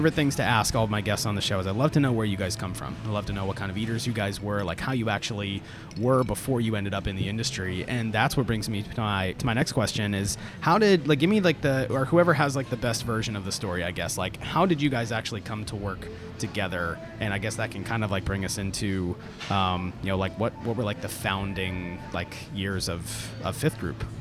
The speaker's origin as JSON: {"language": "English", "region": "Central Florida", "country": "United States", "tie": "born or raised there", "moved": "yes", "lives_now": "Atlanta, United States", "said": "I grew up in Central Florida"}